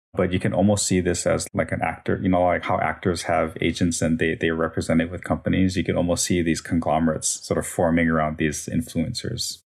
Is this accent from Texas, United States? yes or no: no; Hawaii, United States; moved away as an adult; also born or lived in Las Vegas, Nevada / Minnesota; born and raised in Hawaii